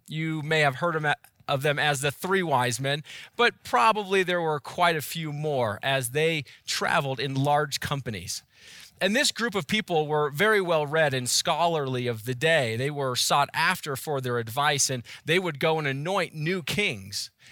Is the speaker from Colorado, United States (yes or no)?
yes; Boulder, Colorado, United States; now in Erie, United States; I was born and raised and spent most of my life in Boulder